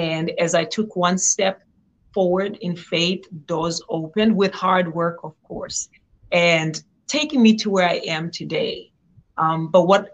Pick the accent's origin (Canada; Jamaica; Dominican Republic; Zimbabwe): Zimbabwe; moved away as an adult; now in United States; I was born and raised in Zimbabwe